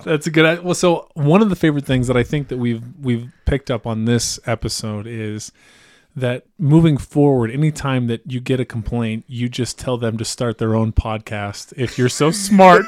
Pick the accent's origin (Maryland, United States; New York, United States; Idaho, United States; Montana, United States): Idaho, United States; Western; growing up in Western Idaho